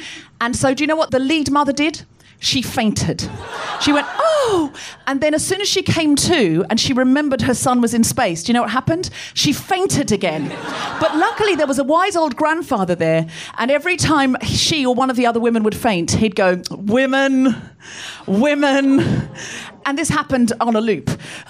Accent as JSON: {"language": "English", "town": "Gold Coast", "region": "Queensland", "country": "Australia", "tie": "born or raised there", "said": "I grew up on the Gold Coast. I know I don't sound especially Australian, but I read a lot of Enid Blyton as a child and I picked up the accent from the books."}